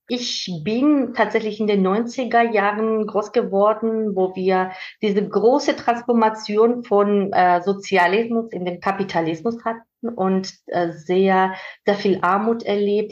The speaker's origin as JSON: {"language": "German", "country": "Georgia", "tie": "born or raised there", "second_language": "German", "moved": "as an adult", "lives_now": "Germany", "said": "dass ich aus Georgien komme"}